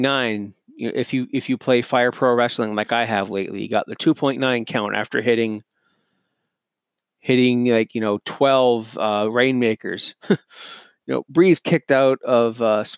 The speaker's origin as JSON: {"language": "English", "country": "Canada", "said": "I'm Canadian"}